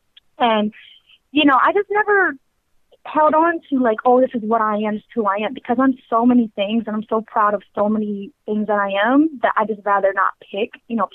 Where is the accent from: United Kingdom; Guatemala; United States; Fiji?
United States; Boston, Massachusetts; moved away as an adult; also born or lived in Miami; now in Bronx, New York, United States; So I was born and raised in Boston, Massachusetts.